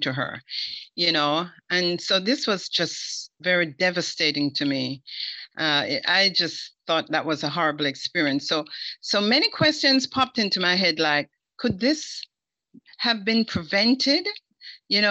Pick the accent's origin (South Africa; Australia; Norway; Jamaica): Jamaica; moved away; as a Jamaican